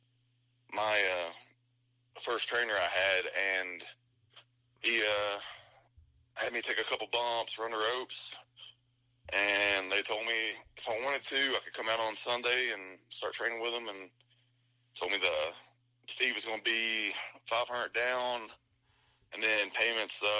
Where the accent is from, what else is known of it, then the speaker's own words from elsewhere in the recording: Cookeville, Tennessee, United States; my hometown of Cookeville